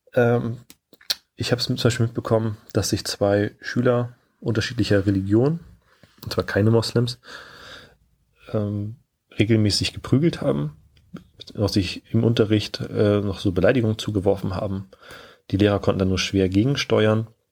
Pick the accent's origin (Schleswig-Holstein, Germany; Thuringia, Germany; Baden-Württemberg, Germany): Schleswig-Holstein, Germany; moved away as an adult; also born or lived in Lower Saxony; Ich komme gebürtig aus Schleswig-Holstein